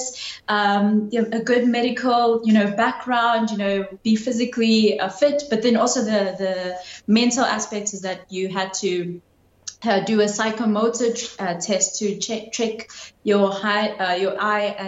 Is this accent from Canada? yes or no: no; Durban, KwaZulu-Natal, South Africa; When I was growing up in my hometown, I hardly ever saw anyone from the military.